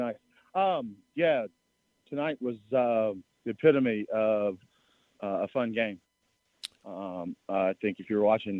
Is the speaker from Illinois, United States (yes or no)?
no; Memphis, Tennessee, United States; I'm from Memphis